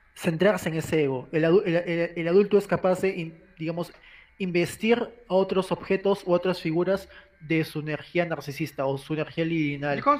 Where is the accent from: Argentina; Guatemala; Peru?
Peru; como peruanos